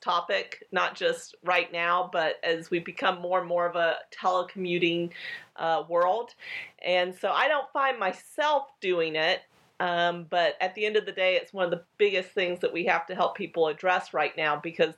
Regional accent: Colorado, United States; I come from Colorado

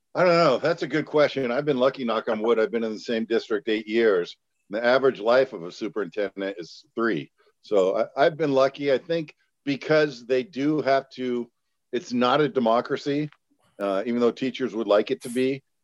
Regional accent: San Jose, California, United States; moved away; San Jose, that's where I'm from

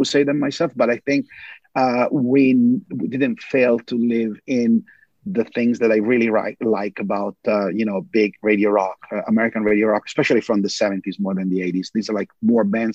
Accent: Italy; also born or lived in New York, United States; now in Los Angeles, United States; growing up in Italy

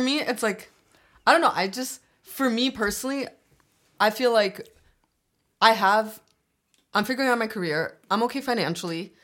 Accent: Toronto, Ontario, Canada; also born or lived in Scarborough, Toronto / Albania; I grew up in Don Mills, but then I moved to Scarborough

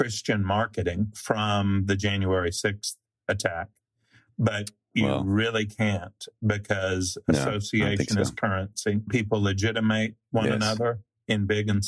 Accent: Nashville, Tennessee, United States; growing up in Nashville, I went to a segregationist academy

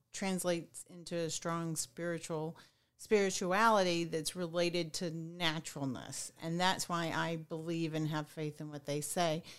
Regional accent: Southwest Arkansas, United States; where I grew up in Southwest Arkansas

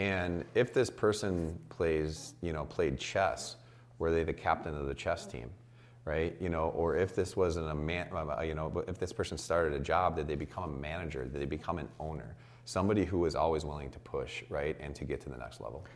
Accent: Chicago, Illinois, United States; I'm from Chicago

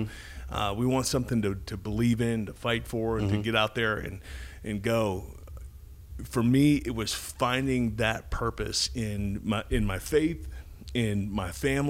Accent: Austin, Texas, United States; I'm from Austin, Texas, so.

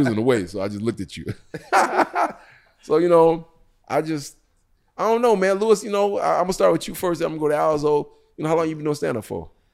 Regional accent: Jamaica; I'm Jamaican

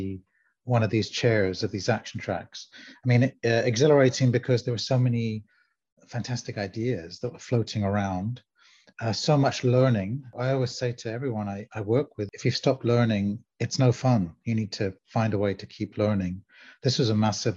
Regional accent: London, United Kingdom; also born or lived in South Africa; I grew up in London, and I'm born in South Africa, Lebanese descent

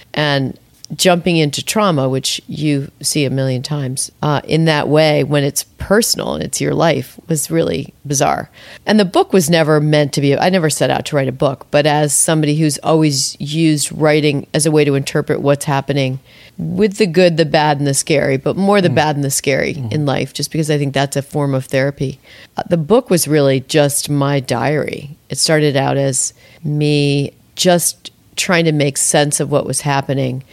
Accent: Albany, New York, United States; I had been to so few places growing up in Albany, New York.

